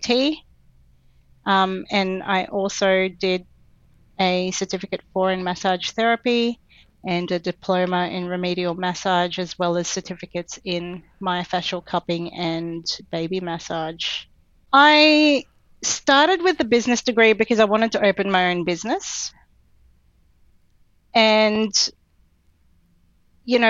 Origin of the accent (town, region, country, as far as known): Brisbane, Queensland, Australia; born or raised there; also born or lived in Philippines / Canberra